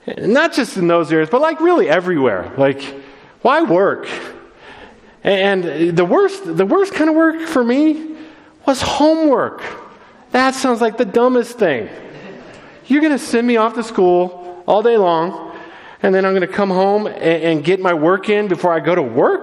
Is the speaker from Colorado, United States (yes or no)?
yes; Littleton, Colorado, United States; I grew up in Littleton